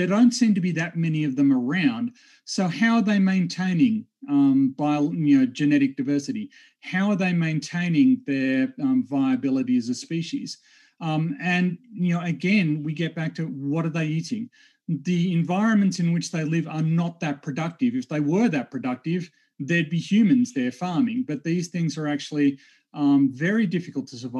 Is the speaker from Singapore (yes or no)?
no; Australia; I'm a geophysicist from Australia